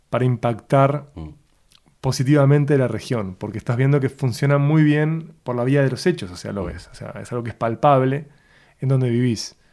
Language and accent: Spanish; Uruguay; Porque el uruguayo de viaje le dicen argentino, no uruguayo. Entonces no somos uruguayos, somos no uruguayos.